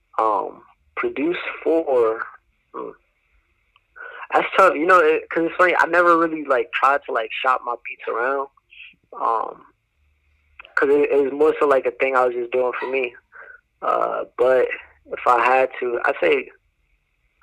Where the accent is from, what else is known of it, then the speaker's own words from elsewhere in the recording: New Jersey, United States; now in North Carolina, United States; I was from the north, you know, I'm from Jersey